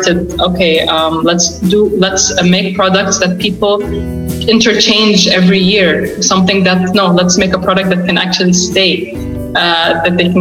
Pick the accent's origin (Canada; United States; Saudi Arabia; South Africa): Saudi Arabia; I lived and I was born and raised in Saudi, in Saudi Arabia